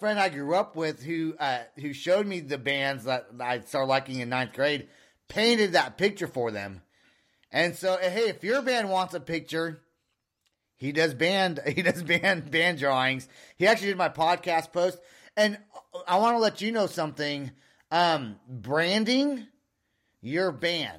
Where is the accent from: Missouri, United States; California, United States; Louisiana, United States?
California, United States; I'm from California